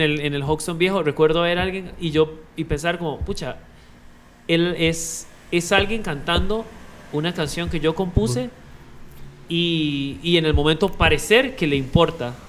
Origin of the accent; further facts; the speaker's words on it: Costa Rica; como ticos